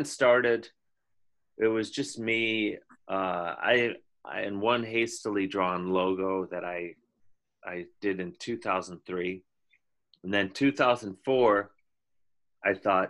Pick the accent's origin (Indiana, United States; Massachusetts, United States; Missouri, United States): Indiana, United States; I'm from Indiana